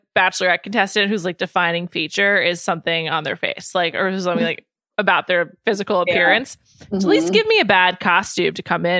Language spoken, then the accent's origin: English; San Diego, California, United States; I'm a beach guy. I'm from San Diego. Like I surf. I'm from San Diego.